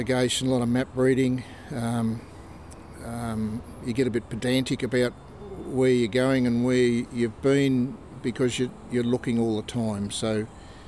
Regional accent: Melbourne, Victoria, Australia; moved away as an adult; now in Queensland, Australia; I grew up in Melbourne, did my education in Melbourne, did an apprenticeship in Melbourne

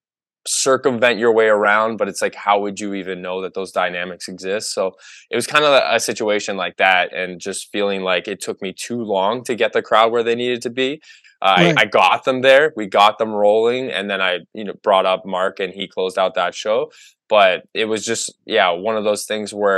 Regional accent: Oshawa, Ontario, Canada; I'm from Oshawa

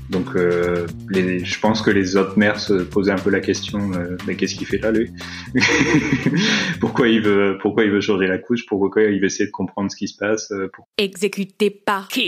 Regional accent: France; now in Austria; ça fait quelques années que j'habite en Autriche, mais ça fait plus de dix ans que je suis, je suis parti de France en fait. Donc suis un expatrié.

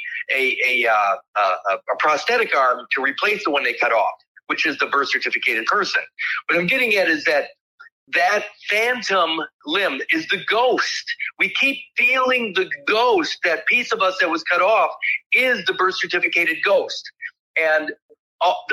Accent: Winnebago County, Illinois, United States

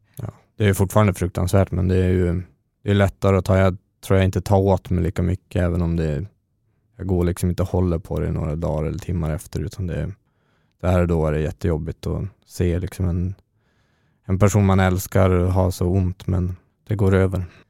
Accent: Örnsköldsvik, Västernorrland County, Sweden; moved away as an adult; now in Stockholm, Sweden; Jag är från Örnsköldsvik ursprungligen. Jag har bott i Stockholm sedan tjugohundrasexton

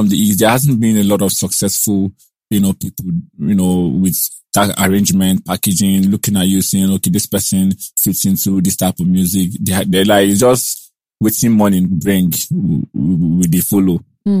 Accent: Onitsha, Anambra, Nigeria; also born or lived in Enugu; now in Lagos, Nigeria; us that were born into Onitsha

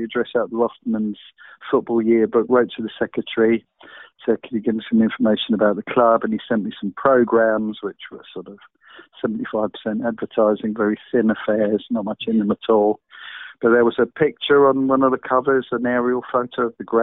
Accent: London, United Kingdom; I'm originally from London, so born and brought up in London.

